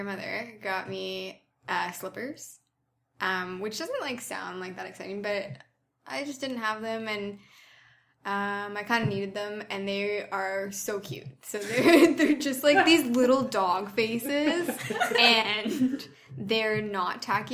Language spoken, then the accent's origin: English; Ontario, Canada; moved away as an adult; I'm from Ontario